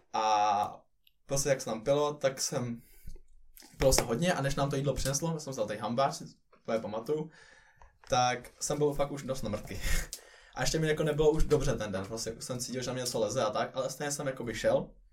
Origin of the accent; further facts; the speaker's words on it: Czechia; now in Finland; vrátil se sem do Čech a zkusil tady